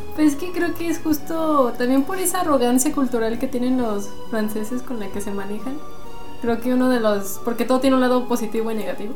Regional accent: Aguascalientes, Mexico

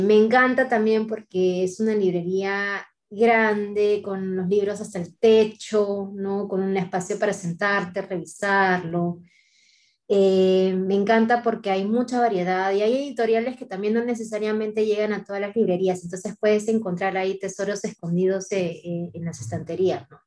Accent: Talara, Piura, Peru; moved away; De chiquita yo vivía en Talara, una ciudad petrolera

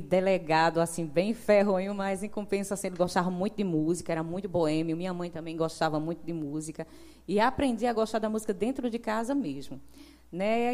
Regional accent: João Pessoa, Paraíba, Brazil; moved away as an adult; also born or lived in Santa Rita; now in Monteiro, Brazil; eu nasci e me criei em João Pessoa

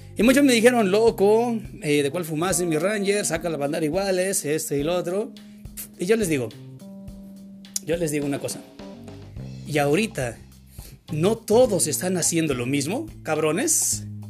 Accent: Mexico; Yo soy mexicano

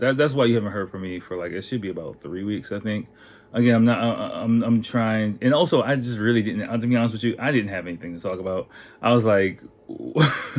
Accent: United States; I'm American

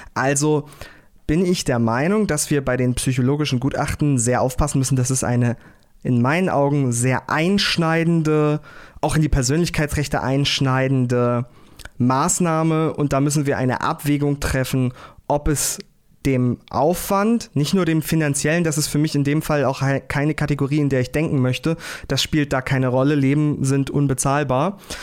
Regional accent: Uelzen, Lower Saxony, Germany; Ich komme aus dem Großraum Lüneburg-Uelzen, äh, Landkreis Uelzen

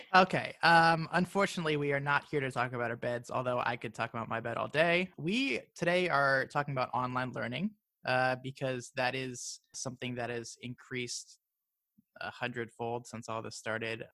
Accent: Maryland, United States; now in Florida, United States; I'm from Maryland

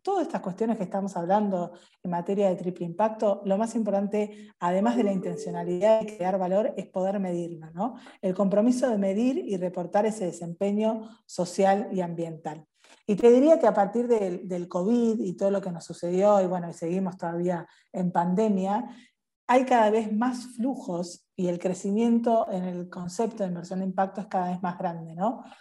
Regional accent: Argentina; nos pasa como argentinos

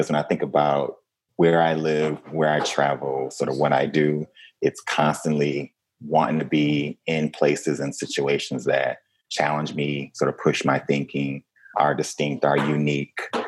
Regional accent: Flint, Michigan, United States; moved away; I'm a kid from Flint, Michigan

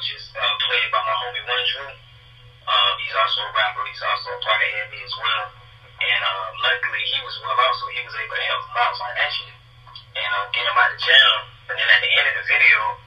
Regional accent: Florida, United States; moved away as an adult; When I was still staying in Florida

